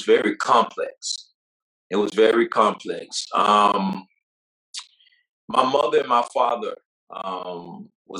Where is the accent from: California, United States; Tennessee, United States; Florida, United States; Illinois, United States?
Florida, United States; Belle Glade; also born or lived in South Bay, Florida / Pahokee, Florida; I grew up in a city called the Muck, man, Belgrade, Florida, man, by way of South Bay and Pahokee